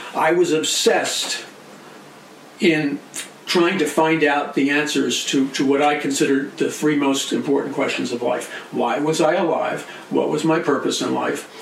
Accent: New York City, New York, United States; growing up in New York City

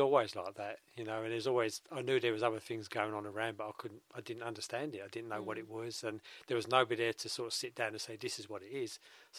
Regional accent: London, United Kingdom; Yeah, average, same as everybody else, in a typical East End working class family.

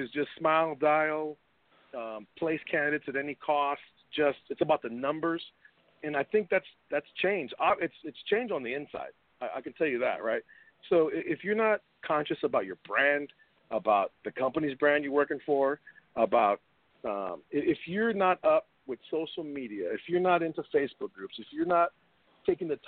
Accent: San Antonio, Texas, United States; we're from the same city. We're from San Antonio.

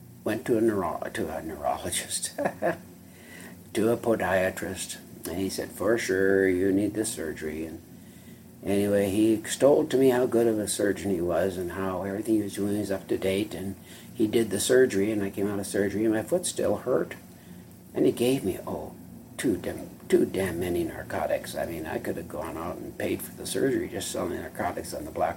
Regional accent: North Dakota, United States; When I grew up in North Dakota, it's cold.

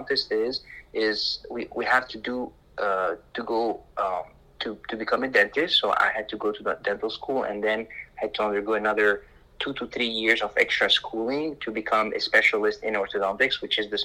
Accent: Lebanon; moved away as an adult; I grew up in Lebanon, and living in Lebanon, there was a war growing up

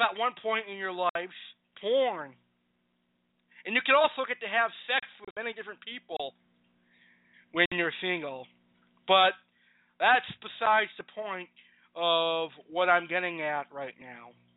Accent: United States; I'm an American

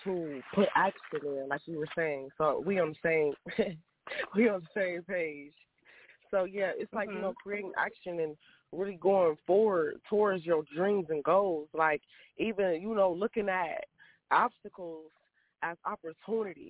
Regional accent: Toledo, Ohio, United States; moved away as an adult; now in Atlanta, United States; I'm originally from Toledo, Ohio, but I just moved to Atlanta, Georgia

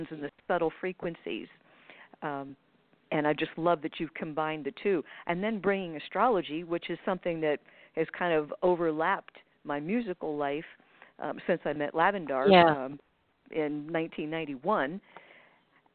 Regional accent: Pennsylvania, United States; I grew up in Pennsylvania.

